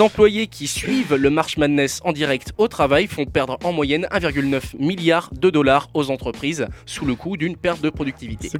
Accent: Normandy, France; je suis normand

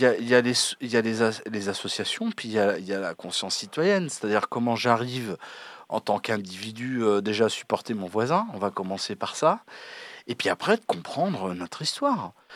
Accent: France; en tant que Français métropolitains

